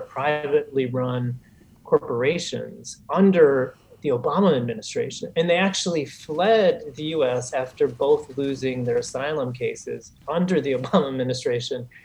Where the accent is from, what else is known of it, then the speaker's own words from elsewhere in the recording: Chicago, Illinois, United States; as a Chicagoan and a, a lifelong progressive